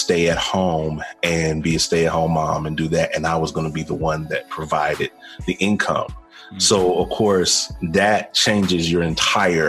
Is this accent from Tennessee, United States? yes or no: yes; Jackson, Tennessee, United States; now in Charlotte, United States; I currently reside in Charlotte, North Carolina, but I am formerly born and bred in Jackson, Tennessee, which is right outside of Memphis, Tennessee.